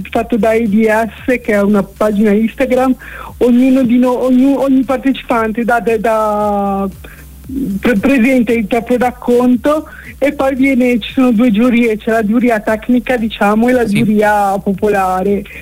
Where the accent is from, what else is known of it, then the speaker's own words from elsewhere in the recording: Milan, Lombardy, Italy; also born or lived in Savona / Genoa; sono di Milano, ma sono sempre, sono un po' zingara, ho sempre vissuto mm, tra Savona, Genova, Genova, Savona.